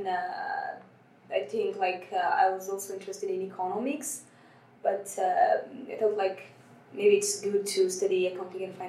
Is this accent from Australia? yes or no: no; Ethiopia; moved away as an adult; now in Sweden; I come from Ethiopia